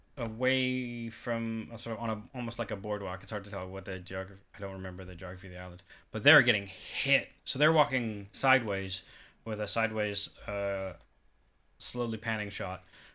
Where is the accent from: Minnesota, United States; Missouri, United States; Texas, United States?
Missouri, United States; Kansas City; also born or lived in Atlanta, Georgia / South Carolina; I was born and raised in Kansas City by way of Atlanta, Georgia.